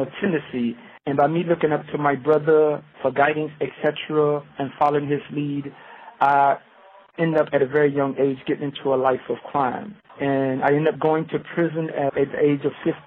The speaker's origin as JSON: {"language": "English", "town": "Savannah", "region": "Georgia", "country": "United States", "moved": "yes", "lives_now": "Ohio, United States", "said": "I'm originally from Savannah, Georgia."}